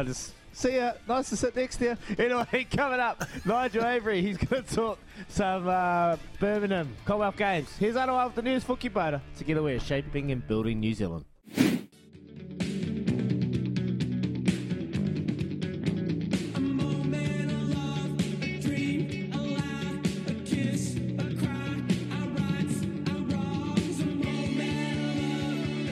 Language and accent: English; Wairoa, Hawke's Bay, New Zealand; also born or lived in Frasertown; a young bloke growing up in Wairoa and Frasertown